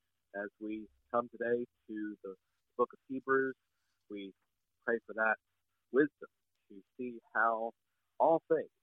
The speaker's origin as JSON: {"language": "English", "town": "Chattanooga", "region": "Tennessee", "country": "United States", "tie": "born or raised there", "also_born_or_lived": "St. Louis, Missouri / Rochester, Minnesota", "moved": "as an adult", "lives_now": "Pascagoula, United States", "said": "I was born and raised in East Tennessee, in Chattanooga."}